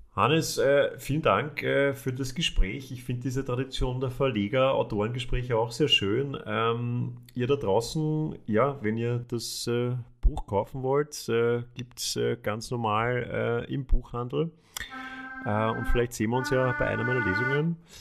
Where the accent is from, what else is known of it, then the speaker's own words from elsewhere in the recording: Vienna, Austria; als Wiener